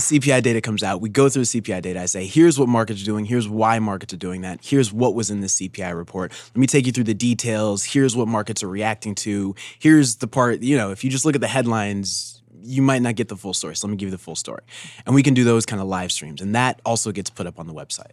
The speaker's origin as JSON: {"language": "English", "town": "Denver", "region": "Colorado", "country": "United States", "said": "I'm from Denver, actually."}